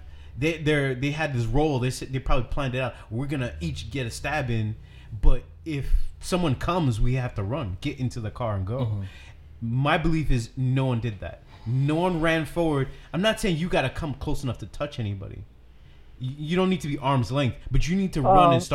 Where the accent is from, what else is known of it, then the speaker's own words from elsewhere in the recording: Brooklyn, New York, United States; when I grew up in Brooklyn, you could have an argument with someone from another block